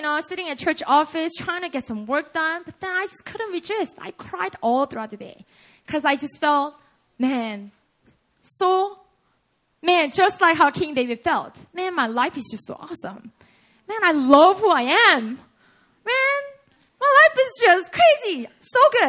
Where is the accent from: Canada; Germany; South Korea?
South Korea; accent: Konglish; first language Korean; English is a second language; now in United States; I'm just a Korean native